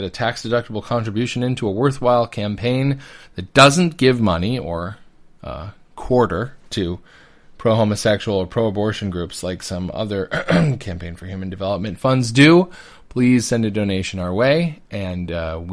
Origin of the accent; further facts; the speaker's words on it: United States; as an American Catholic, born and raised